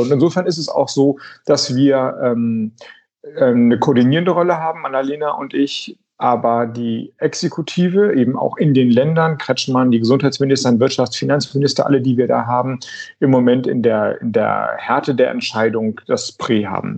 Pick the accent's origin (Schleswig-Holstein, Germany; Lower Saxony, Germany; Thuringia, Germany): Schleswig-Holstein, Germany; Flensburg; ich komme ja aus Flensburg